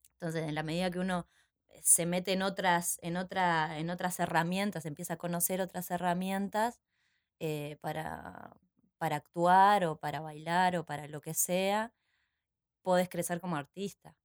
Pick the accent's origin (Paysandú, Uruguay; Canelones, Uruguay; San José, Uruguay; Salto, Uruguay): San José, Uruguay; San José de Mayo; now in Montevideo, Uruguay; cuando era chica en San José, yo soy de San José